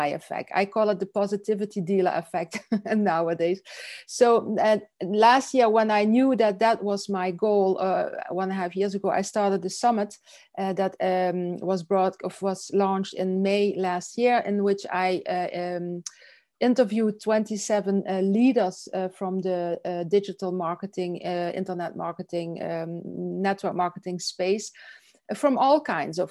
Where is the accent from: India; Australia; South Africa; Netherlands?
Netherlands; south of Holland, southern Netherlands; now in Belgium; I'm from Holland. I'm from the south of Holland. I live in Belgium